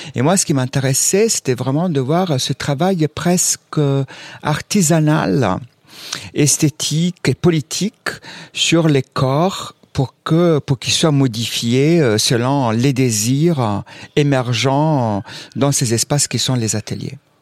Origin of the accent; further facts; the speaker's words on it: Southern Italy, Italy; moved away; je viens aussi du sud de l'Italie